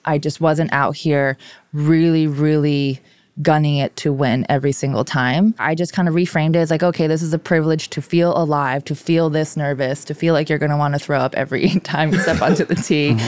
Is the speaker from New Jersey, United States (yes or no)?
no; Hawaii, United States; first language Korean; English is a second language; moved away; I grew up in Hawaii